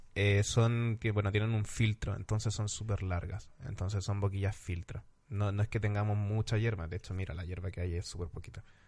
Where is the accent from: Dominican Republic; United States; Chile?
Chile; now in Madrid, Spain; soy chileno